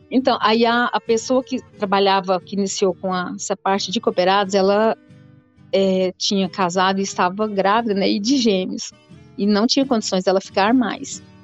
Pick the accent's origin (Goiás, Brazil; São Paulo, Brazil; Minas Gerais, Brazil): Goiás, Brazil; Santa Helena de Goiás; also born or lived in Rio Verde; nasci em Rio Verde, só nasci, mas sempre morei em Santa Helena. É, até, até início da faculdade, né, eu morei em Santa Helena